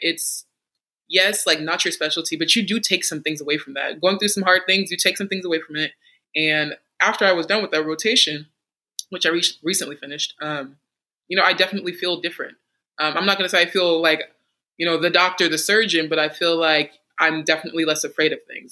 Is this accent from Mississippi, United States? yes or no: no; Texas, United States; moved away as an adult; now in North Carolina, United States; I am from Texas